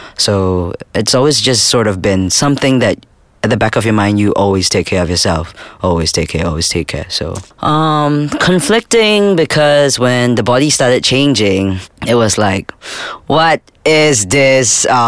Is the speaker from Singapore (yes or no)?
yes; Singapore; I was born in Singapore